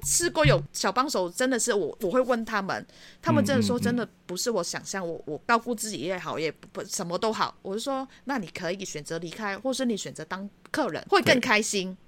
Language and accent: Chinese; Hong Kong; moved away as an adult; now in Taitung, Taiwan; 我自己毕竟在香港长大的